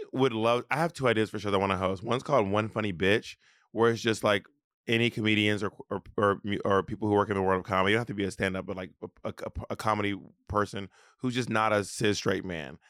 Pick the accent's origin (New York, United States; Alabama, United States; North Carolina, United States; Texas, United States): Alabama, United States; moved away; I'm from Alabama